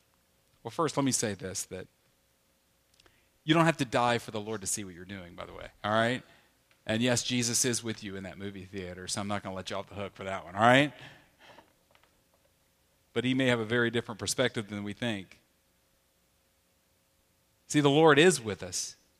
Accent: the South, United States; You know, I grew up in the South where they would say things like, you know, they would challenge us about not watching R-rated movies or PG-13 movies

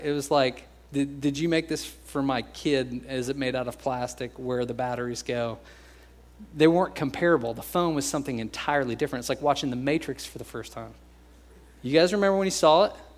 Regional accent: United States; We're American

